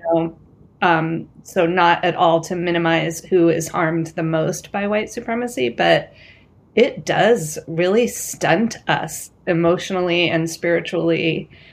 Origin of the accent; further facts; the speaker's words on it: California, United States; I'm also from California. I grew up in, some of the schools that I went to were minority white